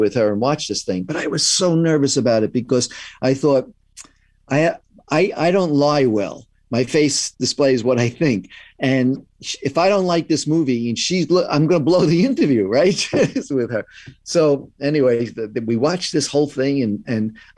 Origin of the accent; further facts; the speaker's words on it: New York City, New York, United States; We're both from Brooklyn